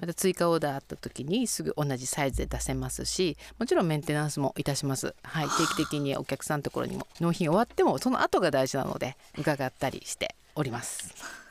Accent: Sapporo, Hokkaido, Japan; 札幌生まれ札幌育ち

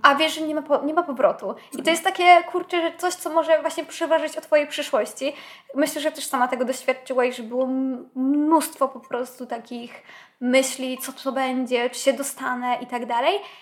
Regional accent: a village near Kraków, Lesser Poland, Poland; ja niby mieszkając na wsi to nie miałam aż tak źle, bo moja wieś to już nie jest wieś i jest oczywiście kilka, rzut beretem. Rzut beretem, dosłownie 10 minut stąd mamy znak Kraków

